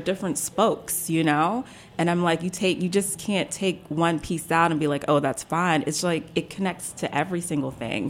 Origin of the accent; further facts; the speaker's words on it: Silver Spring, Maryland, United States; also born or lived in Mississippi; I was born in Mississippi, but I was raised in Silver Spring along with my sister